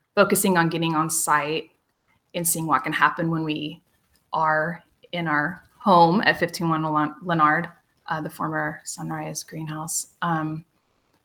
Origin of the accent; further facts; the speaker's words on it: Monett, Missouri, United States; moved away as an adult; now in Lawrence, United States; I moved here from Southwest Missouri. So from a little town called Monette. So I have a rural background